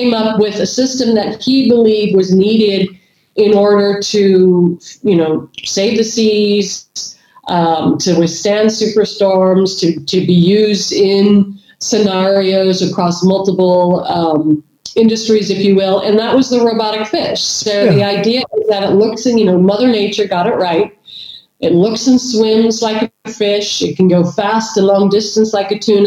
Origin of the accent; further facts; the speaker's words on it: California, United States; moved away as an adult; also born or lived in Idaho / New York / Middle East; now in Norway; born and raised in California and Idaho